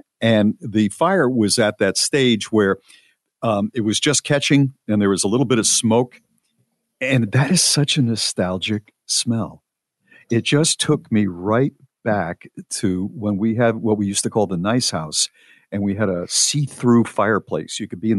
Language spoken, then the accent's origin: English; Ireland; American weddings finish really early. I'm from Ireland, and it would be unheard of for the party to finish before 6 or 7 a.m.